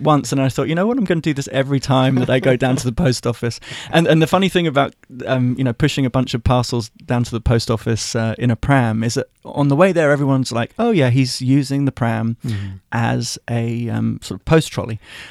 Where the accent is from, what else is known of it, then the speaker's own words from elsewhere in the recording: Wembley, London, United Kingdom; Born and raised near Wembley, which is where the National Stadium is. Right. I lived there till I was about 23. Then I moved into London proper, moved to Shepherd's Bush with my best friend, and then to Pimlico, which is near Victoria, then to the Barbican